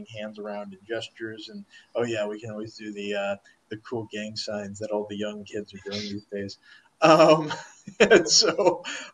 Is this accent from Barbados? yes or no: no; Omaha, Nebraska, United States; moved away; also born or lived in Malaysia; I'm from Omaha, anytime Omaha's mentioned in like a Hollywood film, they'll be like, oh, they said Omaha, that's us